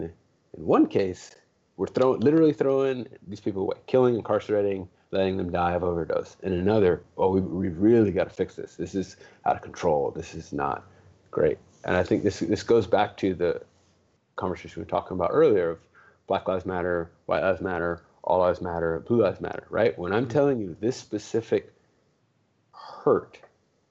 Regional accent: Los Angeles, California, United States; I grew up in the hood. I mean, I grew up in Watts

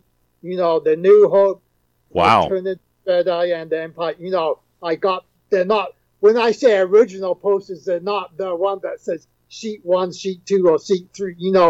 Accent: England, United Kingdom; moved away; I'm originally from England

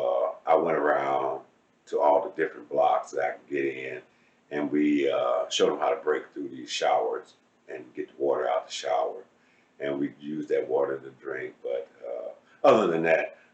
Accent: Cleveland, Ohio, United States; I'm from Cleveland, Ohio, born and raised.

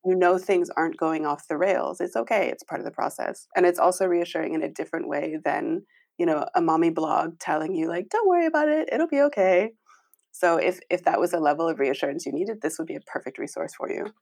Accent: United States; moved away as an adult; now in Nijmegen, Netherlands; I am originally American.

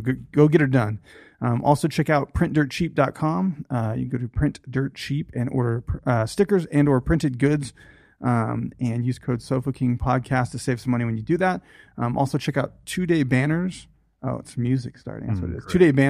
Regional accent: United States; We're American.

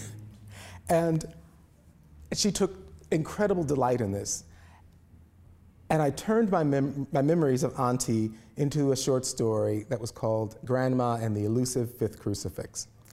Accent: Indianapolis, Indiana, United States; Indianapolis, my hometown

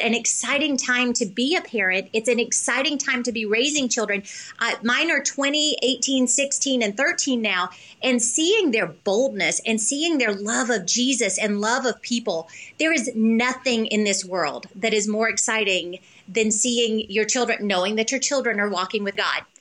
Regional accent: the South, United States; I'm from the South

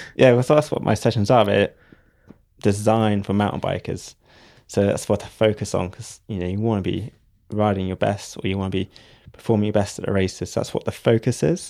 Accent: Devon, South West England, United Kingdom; I'm from Devon

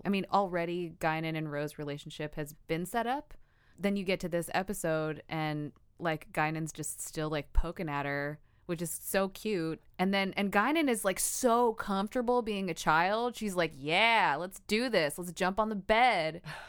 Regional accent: Philippines; I'm Filipino.

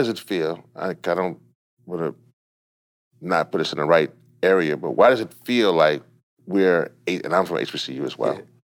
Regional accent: Louisiana, United States; it is my home state.

